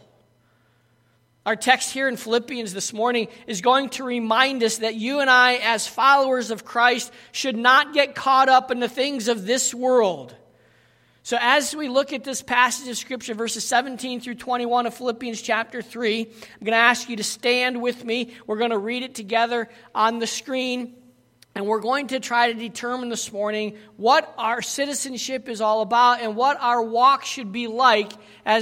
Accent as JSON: {"language": "English", "country": "United States", "also_born_or_lived": "South Africa", "said": "Every time we opened our mouth, people knew we were Americans"}